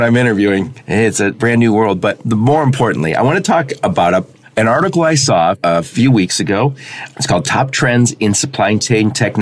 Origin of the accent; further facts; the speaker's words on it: Dearborn, Michigan, United States; I grew up in Dearborn, Michigan, where we had to play sports